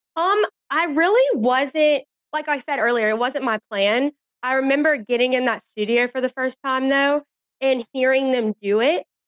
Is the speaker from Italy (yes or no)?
no; Baton Rouge, Louisiana, United States; moved away as an adult; now in Jackson, United States; Baton Rouge is just such a special place to live. And it's just such a great atmosphere and a great place to grow up